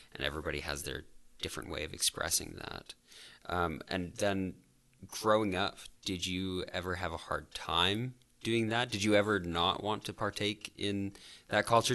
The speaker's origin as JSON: {"language": "English", "town": "Calgary", "region": "Alberta", "country": "Canada", "said": "I'm from the South as well."}